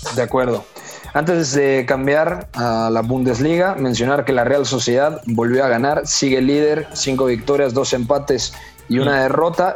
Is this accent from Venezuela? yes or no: no; Mexico; como decimos acá en México